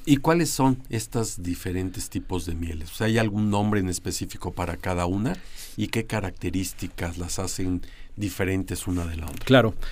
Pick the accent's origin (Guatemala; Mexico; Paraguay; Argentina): Mexico; creo que los mexicanos, o cuando menos algunos, hemos escuchado